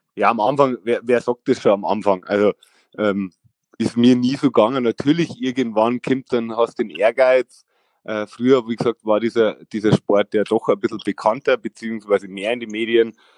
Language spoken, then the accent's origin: German; Vilshofen, Bavaria, Germany; ich komme aus Vershofen da war das äh, so, da gab es auch noch gar keine Skateparks